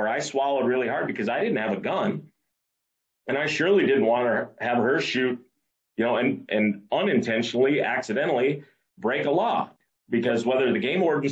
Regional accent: United States; growing up in Roberts County

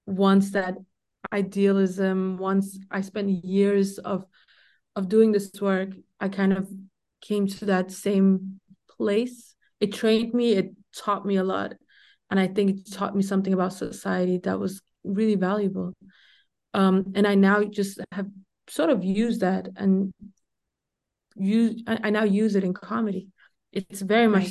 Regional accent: Denmark; I grew up in Denmark

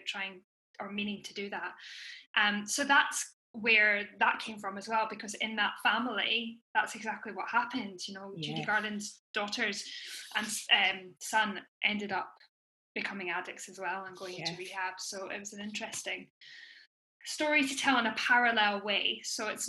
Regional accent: Edinburgh, Scotland, United Kingdom; I'm from Edinburgh, so I grew up with The Fringe every year

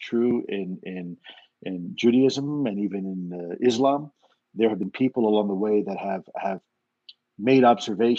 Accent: Miami, Florida, United States; growing up in Miami

